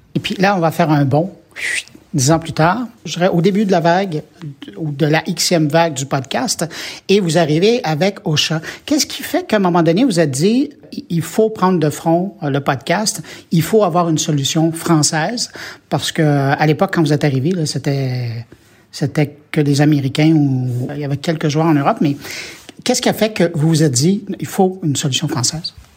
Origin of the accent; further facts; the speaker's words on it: Quebec, Canada; chez nous au Québec